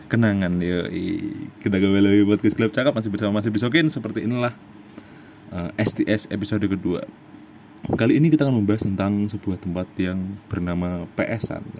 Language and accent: Indonesian; Salatiga, Central Java, Indonesia; now in Jakarta, Indonesia; kita bahas uh, kampung saya dulu